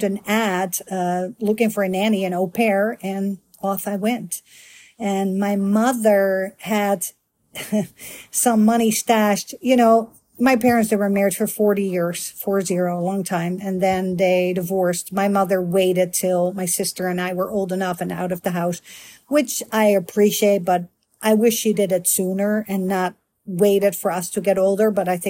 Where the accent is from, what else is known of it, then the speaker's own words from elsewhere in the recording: Netherlands; moved away as an adult; also born or lived in Miami; now in United States; I'm a Dutch girl born and raised in Holland, aka the Netherlands capital, Amsterdam